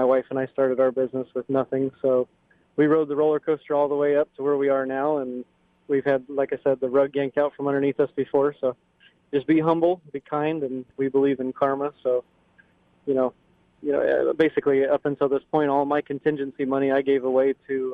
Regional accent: Ocala, Florida, United States; I was from Ocala

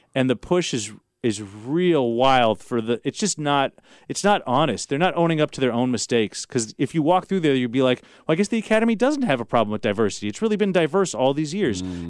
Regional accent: Los Angeles, California, United States; I grew up in Los Angeles

